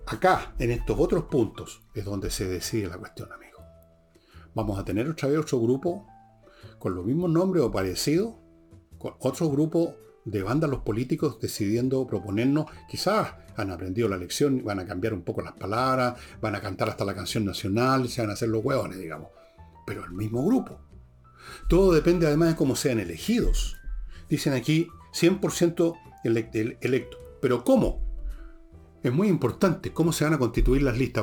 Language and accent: Spanish; Chile; Soy chileno